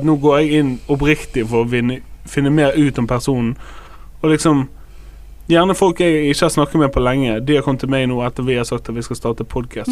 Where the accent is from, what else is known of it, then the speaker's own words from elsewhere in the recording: Bergen, Vestland, Norway; Jeg er fra Loddefjord, Fyllingsdalen